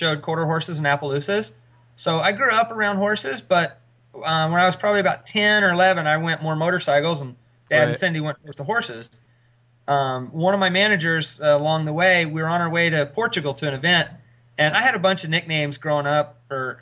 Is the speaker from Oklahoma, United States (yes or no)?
yes; Oklahoma, United States; I grew up in Oklahoma with good roots